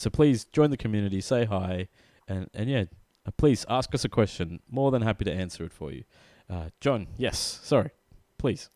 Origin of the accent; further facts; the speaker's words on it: Australia; We are from Australia